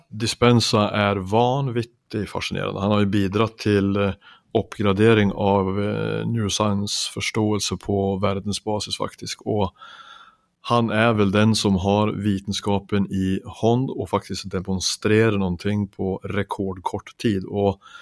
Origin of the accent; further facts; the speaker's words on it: Finnskogen, Värmland, Sweden; oppveksten min hjemme i Finnskogen i Sverige